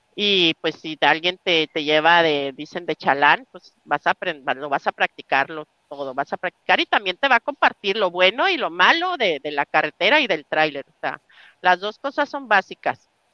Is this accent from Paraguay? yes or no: no; Mexico; moved away as an adult; now in United States; la experiencia adquirida en, las carreteras mexicanas me hace sentir muy feliz, me hace sentirme orgullosa de mi, tierra